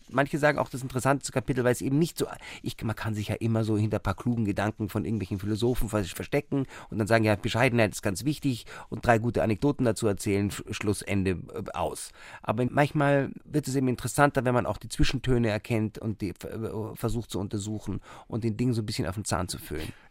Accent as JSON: {"language": "German", "country": "Somalia", "tie": "born there", "said": "und dann in Somalia, wo ich geboren bin."}